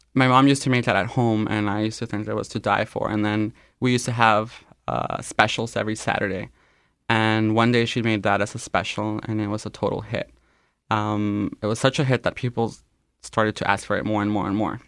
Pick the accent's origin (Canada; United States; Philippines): Canada; first language Spanish; English is a second language; I was born here in Canada, though I consider Spanish to be my first language.